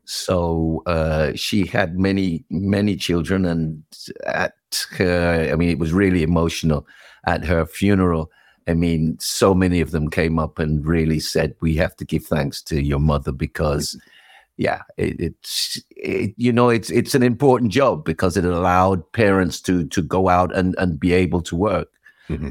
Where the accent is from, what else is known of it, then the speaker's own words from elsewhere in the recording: London, United Kingdom; also born or lived in Islington, London / Brixton, London / Ladbroke Grove, London; I grew up more more the northwest, more northwest, out of the Willesden, Harlesden, that kind of area